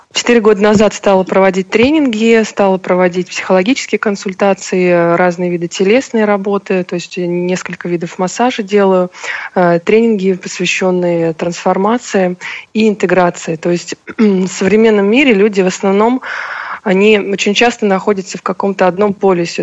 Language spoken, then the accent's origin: Russian; Saint Petersburg, Russia; moved away as an adult; now in Moscow, Russia; Вообще я родилась в Петербурге и всю жизнь прожила там, э, и где-то около шести лет назад я решила уехать в Москву